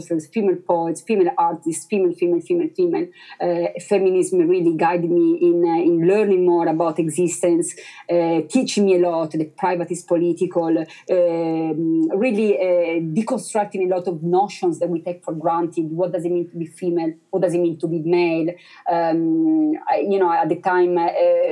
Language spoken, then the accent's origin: English; Italy; English is a second language; moved away; I'm originally from Italy